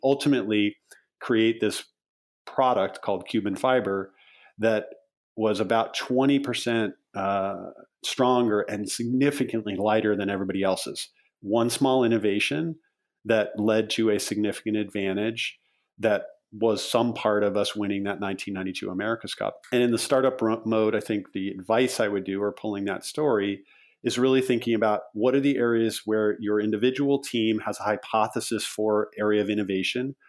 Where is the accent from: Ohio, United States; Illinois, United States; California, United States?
Illinois, United States; Chicago; I grew up sailing and I'm from the Chicago area. I grew up sailing on Lake Michigan.